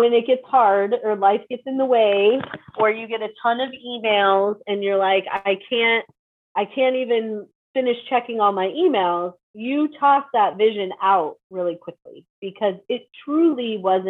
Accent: Chicago, Illinois, United States; Chicago, so I can relate, and I don't live in Chicago anymore for that reason.

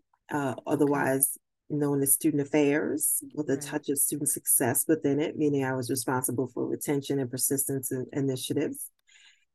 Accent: Brooklyn, New York, United States; moved away as an adult; also born or lived in Albany, New York / Springfield, Massachusetts; I was born and raised in Brooklyn, New York

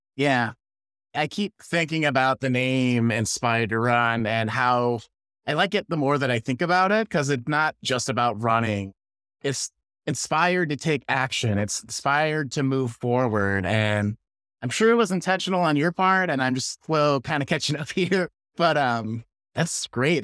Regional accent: Chicago, Illinois, United States; now in California, United States; I grew up around Chicago. I live in California

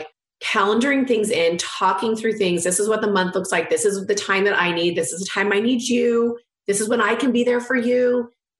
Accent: California, United States; I'm from California

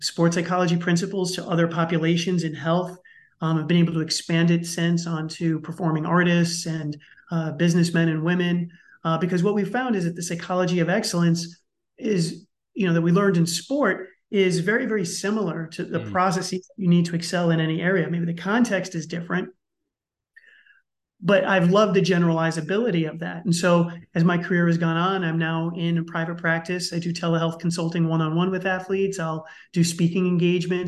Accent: New York City, New York, United States; I grew up in the Bronx in New York City, and let's just say it's a tough place

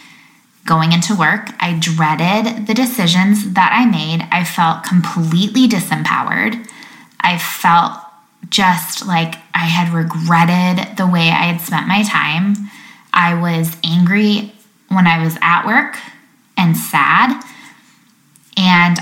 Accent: Lake Michigan, Midwest, United States; I remember being little, growing up on Lake Michigan

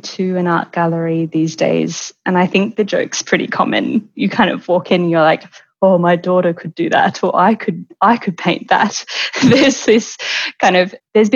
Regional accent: Melbourne, Victoria, Australia; moved away as an adult; now in Florence, Italy; I'm originally from Melbourne, and I have been living in Florence

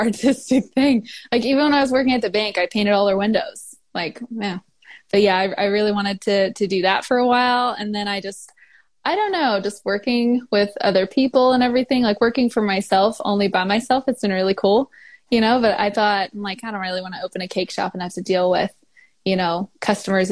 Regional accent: Marshfield, Missouri, United States; I am from Marshfield, Missouri.

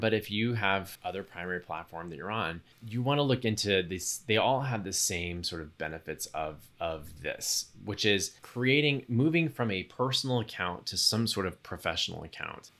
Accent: Texas, United States; a young gay kid growing up in Texas

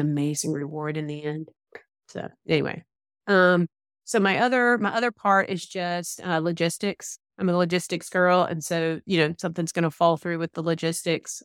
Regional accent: Georgia, United States; accent: Southern; I definitely have my Southern accent, so you can't, can't ignore that, that I'm from, I am from the Georgia area

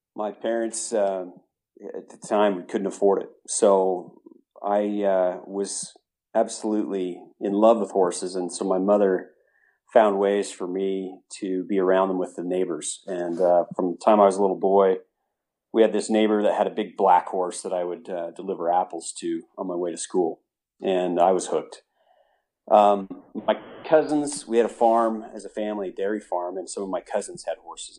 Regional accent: Utah, United States; moved away as an adult; born and raised in Utah, but this has been many, many years, uh, between then and my moving back recently

